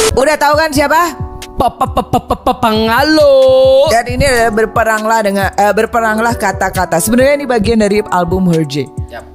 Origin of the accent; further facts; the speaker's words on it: Surabaya, East Java, Indonesia; gue dari Surabaya